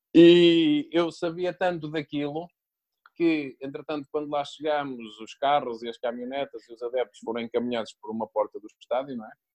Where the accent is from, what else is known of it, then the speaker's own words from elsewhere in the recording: Coimbra, Centro, Portugal; sou de Coimbra, sou da Académica de Coimbra